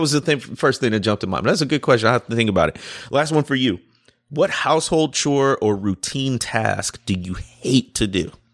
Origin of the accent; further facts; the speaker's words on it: Chicago, Illinois, United States; I grew up in the Chicago area